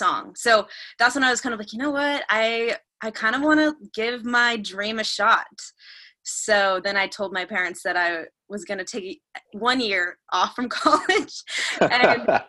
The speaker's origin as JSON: {"language": "English", "area": "suburb outside of Phoenix", "region": "Arizona", "country": "United States", "tie": "born or raised there", "moved": "yes", "lives_now": "Los Angeles, United States", "said": "I grew up in like a large suburb outside of Phoenix"}